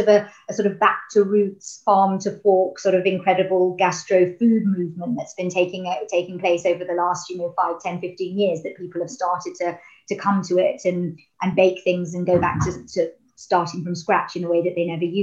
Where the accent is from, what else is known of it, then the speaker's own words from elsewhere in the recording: London, United Kingdom; I grew up in Jewish Northwest London, or an area of Northwest London that has traditionally and typically been where lots of Jewish people live